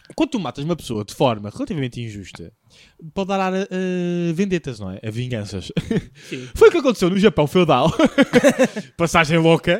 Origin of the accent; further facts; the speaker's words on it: Lisbon, Portugal; porque é da minha cidade